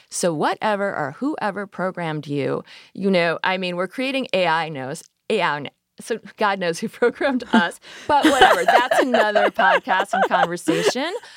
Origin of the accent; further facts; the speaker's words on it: Midwest, United States; I grew up in the Midwest